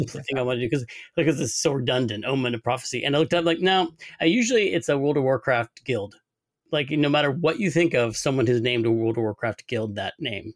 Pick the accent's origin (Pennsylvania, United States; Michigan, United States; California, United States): California, United States; Sonoma; I grew up in Sonoma